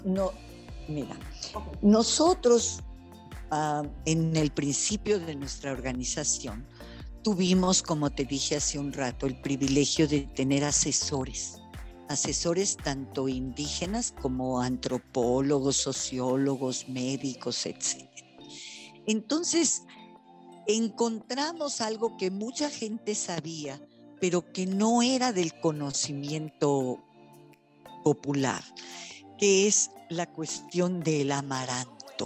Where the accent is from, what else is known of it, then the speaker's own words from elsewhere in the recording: Yucatán, Mexico; yo nací en Yucatán